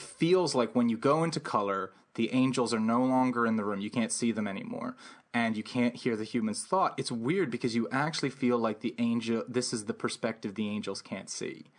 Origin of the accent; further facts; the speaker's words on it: Santa Fe, New Mexico, United States; grew up in Santa Fe